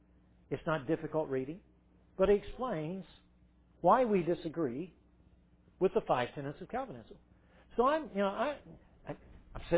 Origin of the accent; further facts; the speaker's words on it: Irmo, South Carolina, United States; Irmo, South Carolina